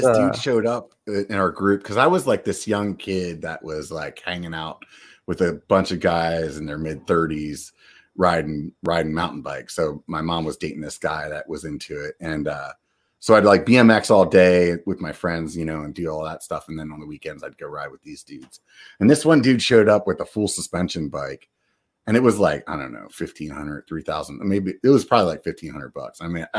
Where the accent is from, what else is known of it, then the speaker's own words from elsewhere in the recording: York, Pennsylvania, United States; now in Northern California, United States; I grew up in York, Pennsylvania, which was always confused with New York.